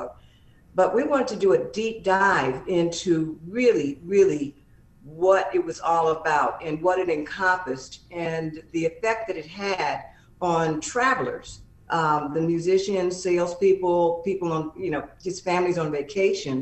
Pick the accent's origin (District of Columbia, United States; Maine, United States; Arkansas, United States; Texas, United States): District of Columbia, United States; Washington; moved away; I'm from Washington, D.C. originally